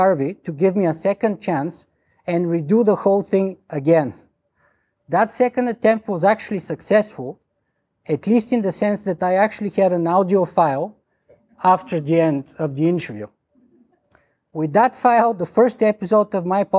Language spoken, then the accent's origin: English; Bulgaria; accent: strong Bulgarian; English is a second language; now in Toronto, Canada; my strong Bulgarian accent